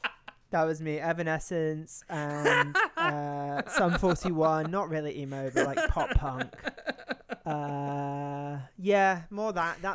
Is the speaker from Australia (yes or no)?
no; United Kingdom; I'm British.